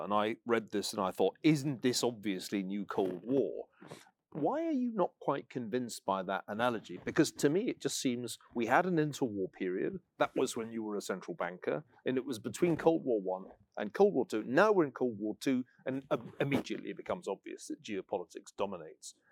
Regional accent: Scotland, United Kingdom; I'm a Scotsman

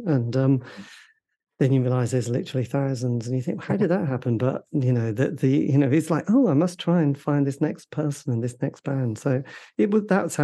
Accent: East Anglia, East of England, United Kingdom; In the countryside of East Anglia

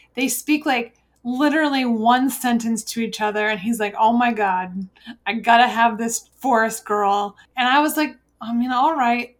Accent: United States; as an American

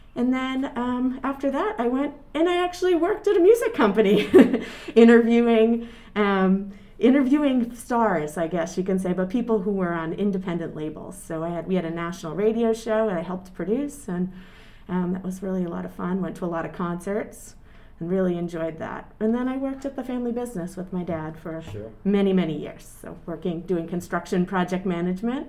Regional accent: North Andover, Massachusetts, United States; born or raised there; also born or lived in Lawrence, Massachusetts / Exeter, New Hampshire

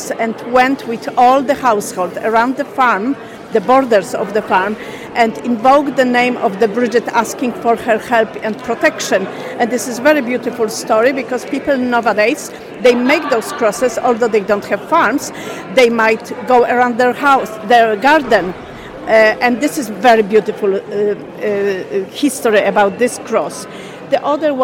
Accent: Poland; moved away as an adult; now in Ireland; I'm originally from Poland.

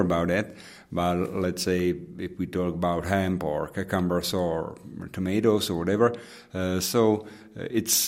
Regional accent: Pilsen, Plzeň Region, Czechia; English is a second language; my hometown in Pilsen

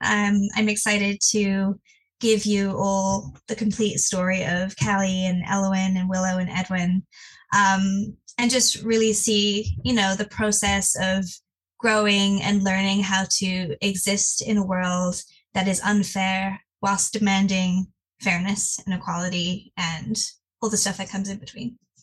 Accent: England, United Kingdom; now in Missouri, United States; in England, we all go about not speaking to each other and keeping your head down

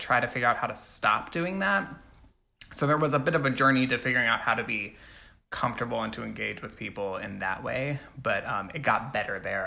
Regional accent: Alabama, United States; I grew up in Alabama

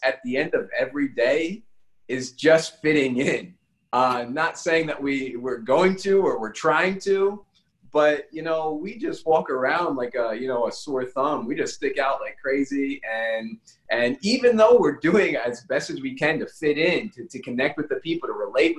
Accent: United States; moved away as an adult; now in Madagascar; we come from the United States, which is a wonderful country

